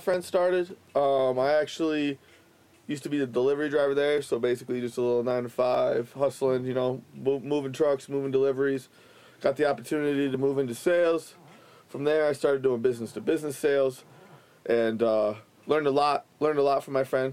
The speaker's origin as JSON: {"language": "English", "town": "Flint", "region": "Michigan", "country": "United States", "moved": "as an adult", "lives_now": "Denver, United States", "said": "I am from the Flint area and moved out to Denver about a year ago"}